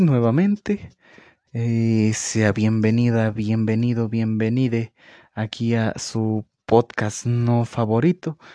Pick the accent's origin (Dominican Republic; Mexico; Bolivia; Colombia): Mexico; yo fui a una, escuela particular aquí en, mi pueblo donde vivo